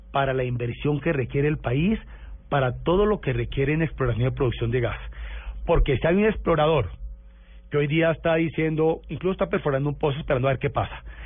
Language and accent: Spanish; Valle del Cauca / Cali, Colombia; mi tierra